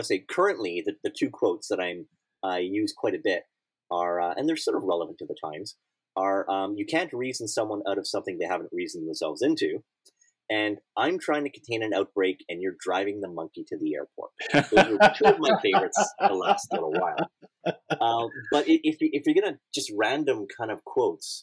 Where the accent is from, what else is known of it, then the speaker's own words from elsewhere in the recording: South Shore, Quebec, Canada; now in Toronto, Canada; growing up in Saint-Mazé-le-Grand, which is the small town, the South Shore that I grew up in.